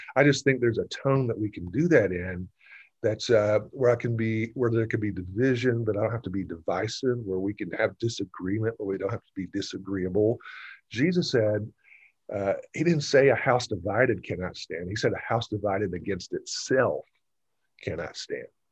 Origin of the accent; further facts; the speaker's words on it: Gwinnett County, Georgia, United States; I grew up in Gwinnett County. I went to Parkview High School, graduated in 1984